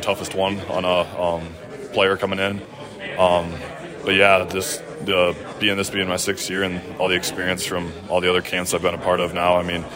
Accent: South Dakota, United States; moved away as an adult; now in Fargo, United States; being back in my home state

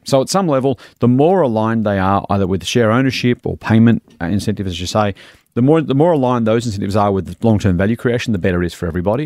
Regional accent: Australia

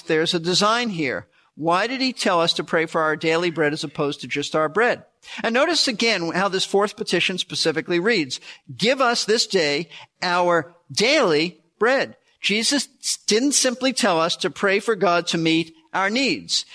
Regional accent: United States; most of us, as prosperous Americans

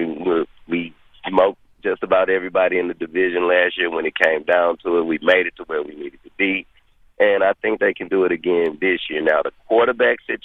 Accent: Houston, Texas, United States; I'm from Houston, Texas

